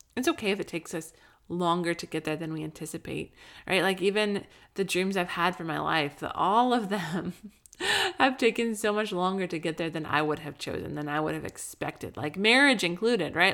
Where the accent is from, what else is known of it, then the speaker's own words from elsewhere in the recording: Colorado, United States; also born or lived in Southern California; now in California, United States; I grew up in Colorado